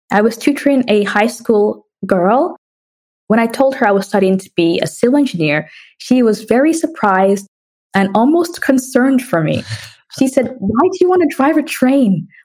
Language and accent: English; New York City, New York, United States; also born or lived in Jamaica / London, United Kingdom; So, I was born in Jamaica and I moved around a lot. I moved to London when I was two years old, and I spent six years there prior to moving to United States and grew up in New York City, which was a very fun experience.